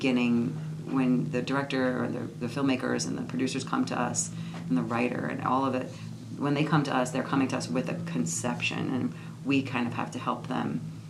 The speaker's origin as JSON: {"language": "English", "region": "New York", "country": "United States", "said": "So I'm from New York."}